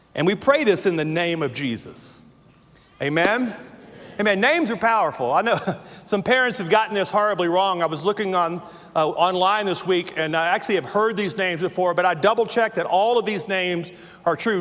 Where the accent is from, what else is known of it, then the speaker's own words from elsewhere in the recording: Louisiana, United States; accent: southern; moved away; I have worked all my life not to sound like I'm from Louisiana, yet when I say words like that, I realize I was born in the bayou in Louisiana.